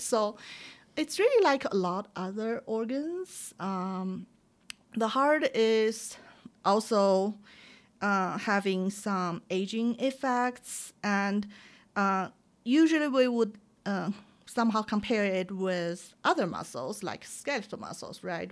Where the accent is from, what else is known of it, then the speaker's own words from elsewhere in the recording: China; moved away; when I grew up in China.